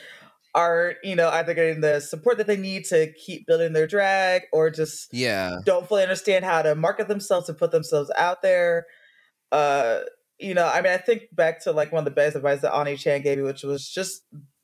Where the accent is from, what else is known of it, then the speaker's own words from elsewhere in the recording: Arlington, Virginia, United States; moved away as an adult; now in Chicago, United States; I'm from Arlington, Virginia.